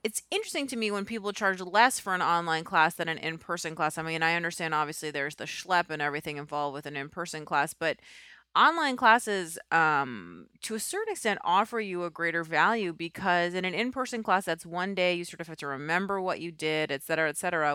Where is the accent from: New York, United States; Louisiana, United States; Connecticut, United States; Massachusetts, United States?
New York, United States; New York City; moved away as an adult; I'm from New York